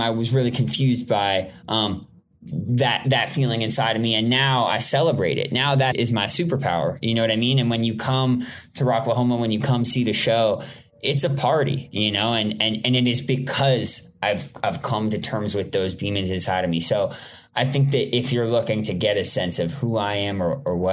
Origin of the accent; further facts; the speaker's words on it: Toronto, Ontario, Canada; now in Los Angeles, United States; I grew up in Toronto, Canada. I live in Los Angeles, California.